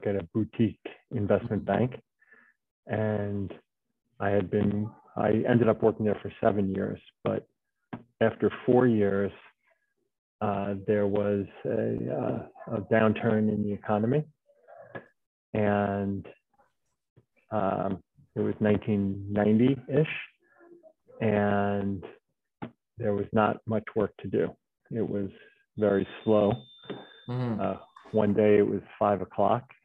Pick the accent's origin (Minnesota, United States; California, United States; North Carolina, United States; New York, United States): New York, United States; Long Island; I grew up on Long Island outside of New York.